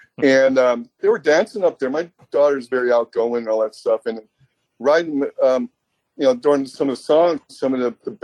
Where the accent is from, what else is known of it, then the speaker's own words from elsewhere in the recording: San Diego, California, United States; Growing up in San Diego